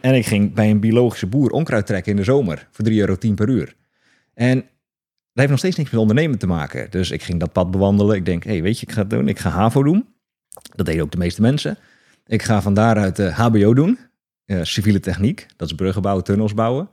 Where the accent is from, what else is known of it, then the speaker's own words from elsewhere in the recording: Hoeksche Waard, South Holland, Netherlands; Ik kom uit Hoekse Waard, onder Rotterdam